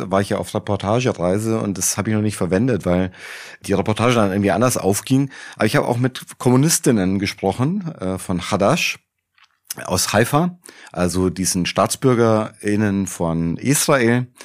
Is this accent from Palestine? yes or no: yes; Palestine; wir sind ja Palästinenser